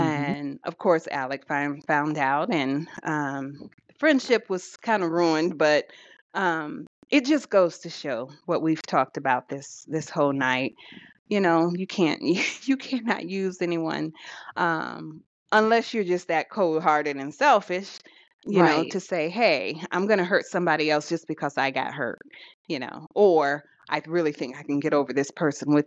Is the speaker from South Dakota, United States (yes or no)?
yes; South Dakota, United States; I grew up in South Dakota